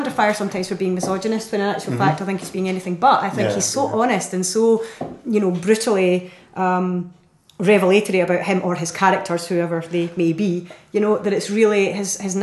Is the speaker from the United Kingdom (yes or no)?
yes; Stirling, Scotland, United Kingdom; moved away; also born or lived in London; I'm from Stirling